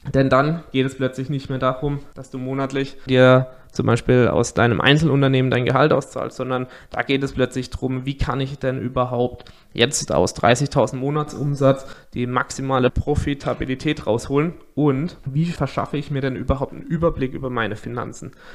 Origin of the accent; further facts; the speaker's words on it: near Karlsruhe, Baden-Württemberg, Germany; Ich komme aus der Nähe von Karlsruhe